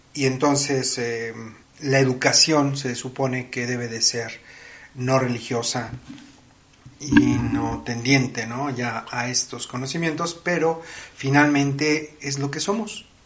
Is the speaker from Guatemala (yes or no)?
no; Mexico